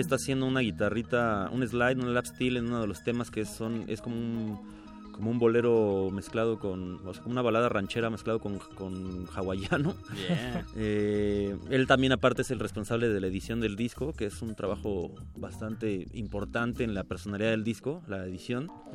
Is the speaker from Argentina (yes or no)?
no; Ciudad Satélite, State of Mexico, Mexico; also born or lived in Del Valle, Mexico City; now in Mexico City, Mexico; yo crecí allá en en esas tierras donde no hay nada que hacer